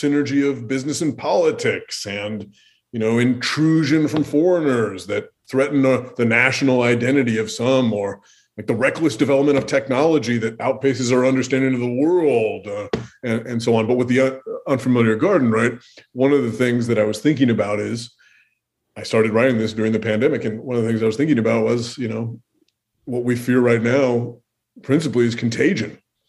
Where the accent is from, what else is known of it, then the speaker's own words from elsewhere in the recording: Pacific Northwest, United States; now in Minnesota, United States; I grew up in the Pacific Northwest, that I traveled to the Pacific Northwest recently. So that sort of stuff is already there. And just the Pacific Northwest looms in my mind because that's the stage of my childhood.